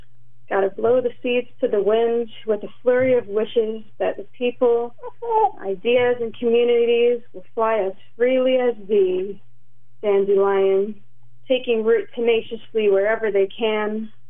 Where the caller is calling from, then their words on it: Philadelphia, Pennsylvania, United States; we're calling from Philly.